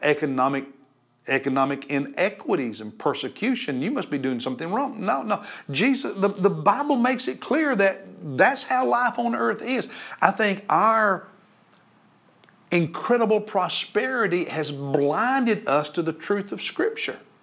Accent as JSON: {"language": "English", "country": "United States", "said": "we as American Christians"}